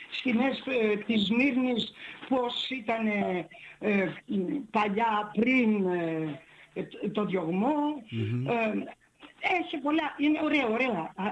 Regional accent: Thessaly, Greece; Εγώ είμαι Θεσσαλή.

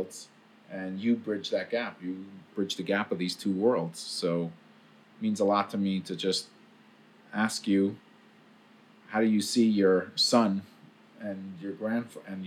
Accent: New York City, New York, United States; I'm recording from Brooklyn, from where I grew up in Crown Heights

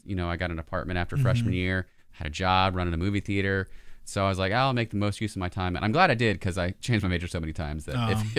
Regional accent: Mississippi, United States; growing up in Mississippi, I was the last cohort to get my driver's license at 15.

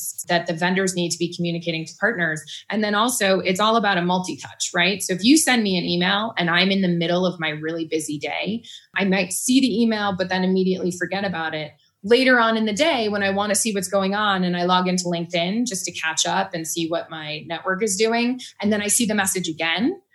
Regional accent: Boston, Massachusetts, United States; moved away as an adult; now in Boulder, United States; I am from Massachusetts and the Boston area, and recently, actually 8 years ago, so I don't know if we can call it recently, moved out to Boulder.

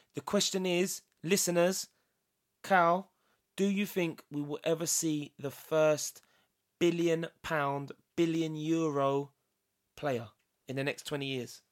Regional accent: England, United Kingdom; I'm English.

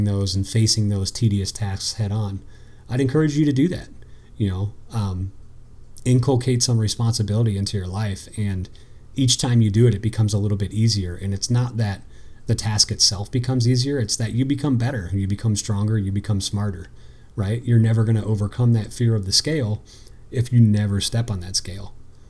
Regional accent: United States; I grew up on the East Coast on the Maryland-Pennsylvania border

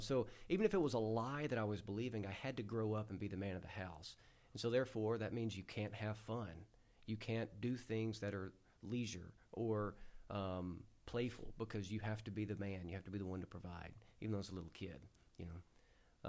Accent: United States; growing up in the Delta

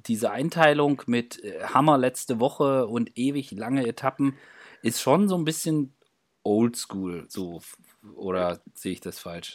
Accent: East Germany, Germany; ich als Ossi

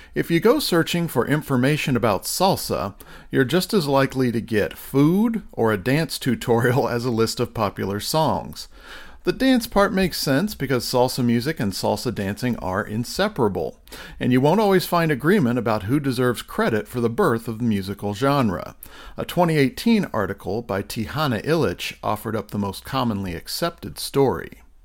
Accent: Kansas, United States; I grew up in Kansas, far from the beating heart of salsa culture in the United States

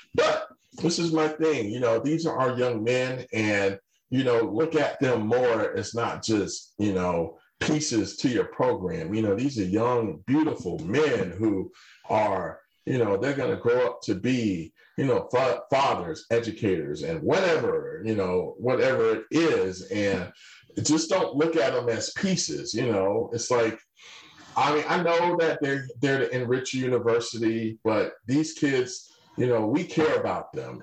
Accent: Atlanta, Georgia, United States; I grew up in Atlanta

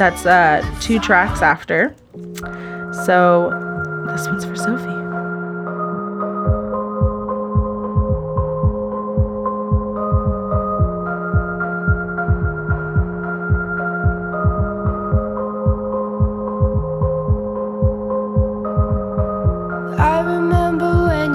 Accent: San Francisco, California, United States; I grew up in San Francisco

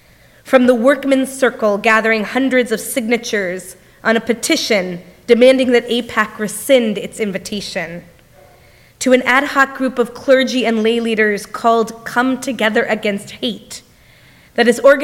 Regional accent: United States; as American Jews

